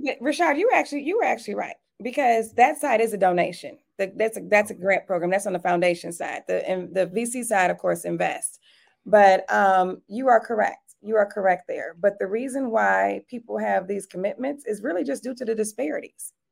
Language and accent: English; Detroit, Michigan, United States; now in Atlanta, United States; I grew up in Detroit, Michigan